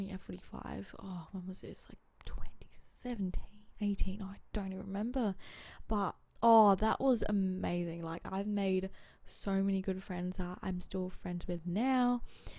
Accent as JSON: {"language": "English", "town": "Adelaide", "region": "South Australia", "country": "Australia", "tie": "born or raised there", "also_born_or_lived": "Geraldton, Western Australia", "said": "I was born in Geraldton, Western Australia, so that's WA, I think. Oh, it's like 4 to 5 hour drive from Perth. Grew up in Adelaide ever since I was 2"}